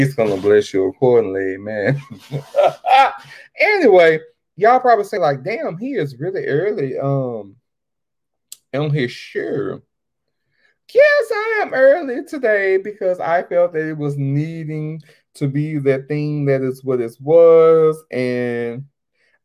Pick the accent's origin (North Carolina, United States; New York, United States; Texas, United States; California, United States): Texas, United States; born and bred in Texas